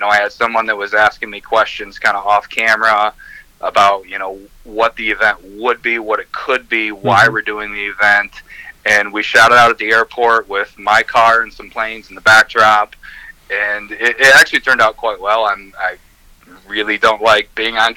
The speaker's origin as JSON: {"language": "English", "town": "Three Rivers", "country": "United States", "said": "I'm from Three Rivers"}